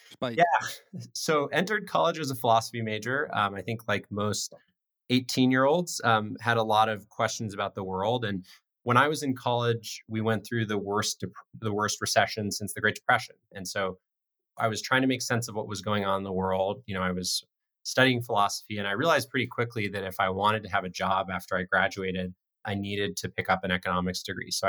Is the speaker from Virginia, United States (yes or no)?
no; Colorado, United States; Life in Colorado uh, was amazing. Spent a lot of time in the outdoors growing up, not so much time in classrooms, um, a lot of time skiing and camping.